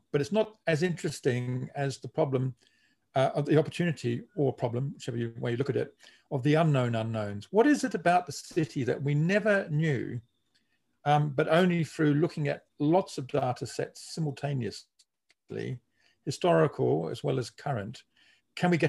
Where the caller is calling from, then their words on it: Melbourne, Victoria, Australia; I'm speaking from Melbourne in Australia, and we are now facing the worst road congestion.